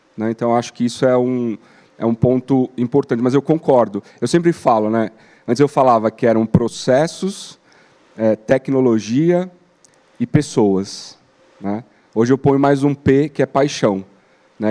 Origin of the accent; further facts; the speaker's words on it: Brazil; como brasileiro e como consumidor